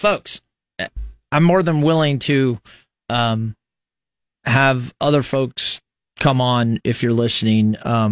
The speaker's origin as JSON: {"language": "English", "town": "Fremont", "region": "Nebraska", "country": "United States", "tie": "born or raised there", "said": "growing up in Fremont, Nebraska"}